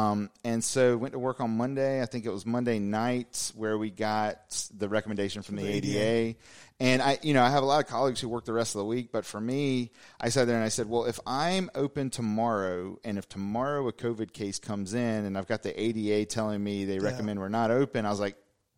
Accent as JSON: {"language": "English", "town": "Raleigh", "region": "North Carolina", "country": "United States", "said": "I'm a dentist from Raleigh, North Carolina"}